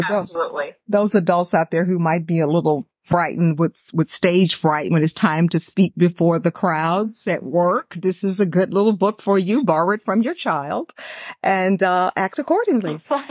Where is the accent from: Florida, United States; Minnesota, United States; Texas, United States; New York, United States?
Texas, United States; Houston; I'm originally from Texas. Where is the Texas Book Festival? Is it in Houston? Yeah, I grew up in Houston.